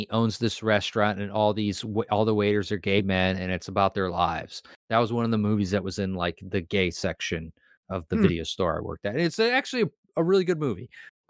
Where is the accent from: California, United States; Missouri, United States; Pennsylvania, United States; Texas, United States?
Missouri, United States; Kansas City; Because I'm from Kansas City. I'm actually technically not from Kansas City, Missouri. I was raised in Kansas City, Missouri. But I'm one of five.